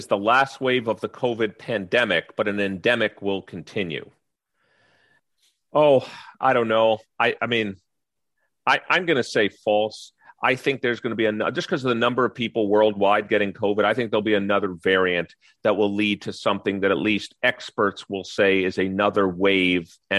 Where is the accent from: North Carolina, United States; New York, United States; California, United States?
New York, United States; moved away; I grew up in New York